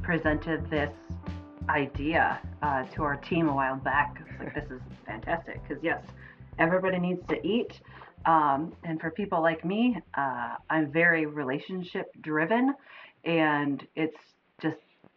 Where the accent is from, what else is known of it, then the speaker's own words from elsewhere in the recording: outside of Ann Arbor, Michigan, United States; I grew up outside of Ann Arbor, which is very diverse